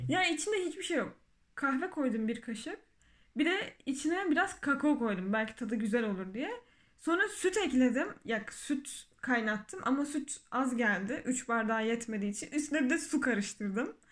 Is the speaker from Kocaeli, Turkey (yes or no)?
no; Adana, Turkey; Adana'da hastanede doğup büyümüşüz.